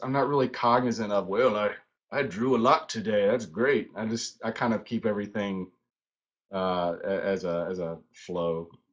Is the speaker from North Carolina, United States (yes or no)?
yes; High Point, North Carolina, United States; moved away as an adult; now in Charlotte, United States; I grew up in High Point, so I uh, High Point, North Carolina